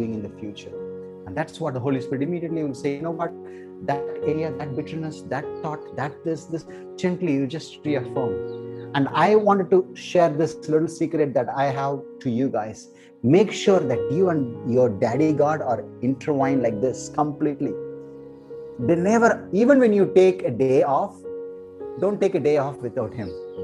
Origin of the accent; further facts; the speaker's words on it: South India, India; I'm from South India